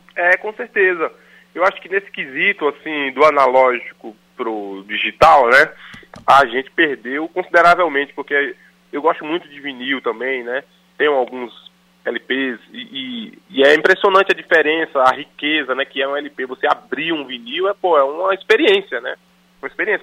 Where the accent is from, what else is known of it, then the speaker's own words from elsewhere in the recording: interior of Paraíba, Brazil; Eu sou do interior da Paraíba